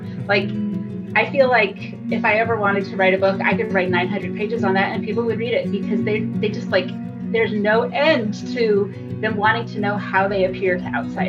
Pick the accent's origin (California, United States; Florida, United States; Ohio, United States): California, United States; Modesto; now in Seattle, United States; I was raised in California, Modesto, California. I live in Seattle, Washington now with my husband.